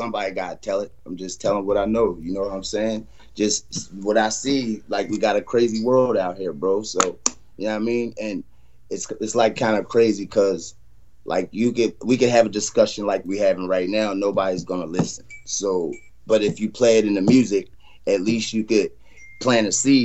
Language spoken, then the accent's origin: English; Martinsburg, West Virginia, United States; From Martinsburg, West Virginia. The Dirty Bird